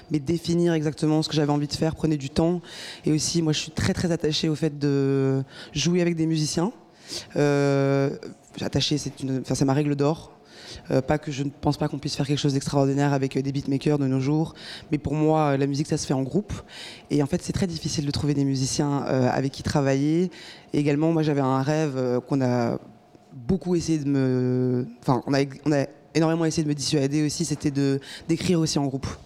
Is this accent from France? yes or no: no; Brussels, Brussels-Capital Region, Belgium; Je suis bruxelloise et très fière de l'être.